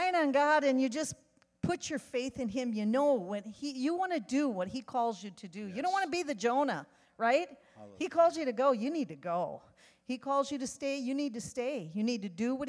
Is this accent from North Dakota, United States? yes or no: no; Wisconsin, United States; moved away as an adult; also born or lived in Monterrey, Mexico; now in San Antonio, United States; there's an accent. We come from Wisconsin